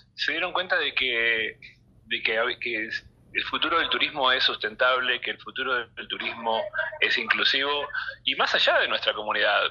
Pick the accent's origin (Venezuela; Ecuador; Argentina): Argentina; estamos viviendo como argentinos